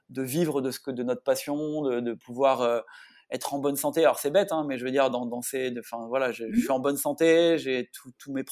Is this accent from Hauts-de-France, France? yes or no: yes; Hauts-de-France, France